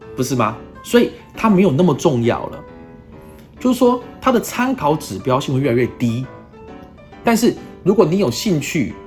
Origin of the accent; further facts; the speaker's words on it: Taiwan; 我们台湾人